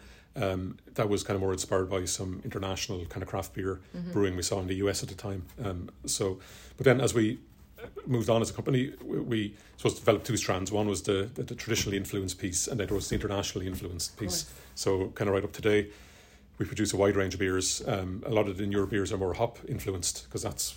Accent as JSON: {"language": "English", "town": "Bagenalstown", "region": "County Carlow", "country": "Ireland", "said": "I'm from Bagnestown originally."}